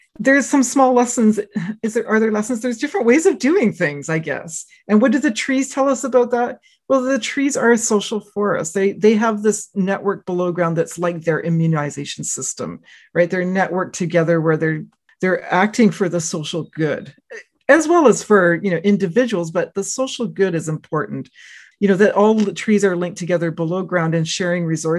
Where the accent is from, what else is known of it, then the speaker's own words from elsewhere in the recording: Canada; also born or lived in United States; I'm from Canada